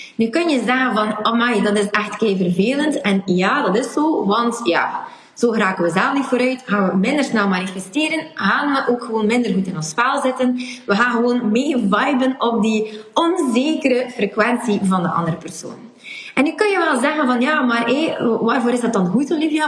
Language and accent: Dutch; West Flanders, Belgium; accent: West Flemish; mijn accent en dat ik in West-Vlaming ben